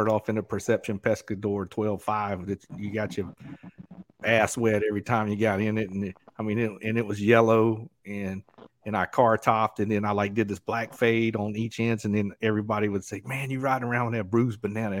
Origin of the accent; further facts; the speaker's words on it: Southeast Georgia, United States; moved away; I grew up in Southeast Georgia